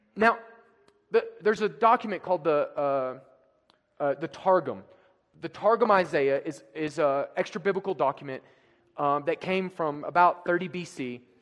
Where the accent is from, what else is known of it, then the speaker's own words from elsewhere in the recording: United States; also born or lived in France; me as an American